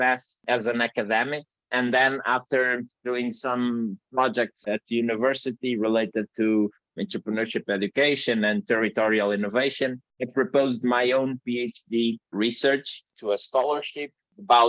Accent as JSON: {"language": "English", "country": "Portugal", "said": "from Portugal, small country in the tail of Europe."}